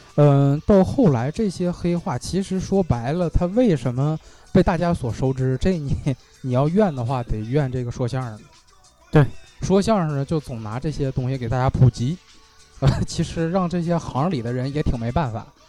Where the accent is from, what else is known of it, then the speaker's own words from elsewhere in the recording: Northeast China, China; 用咱们东北话说